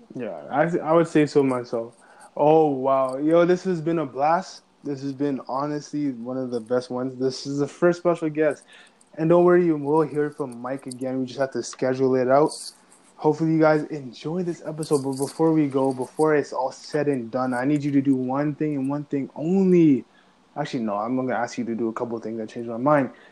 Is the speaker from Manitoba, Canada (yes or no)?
no; Ajax, Ontario, Canada; I'm from Ajax